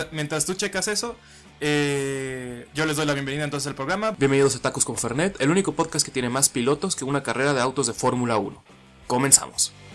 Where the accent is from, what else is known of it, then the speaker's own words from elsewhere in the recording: Mexico; yo soy mexicano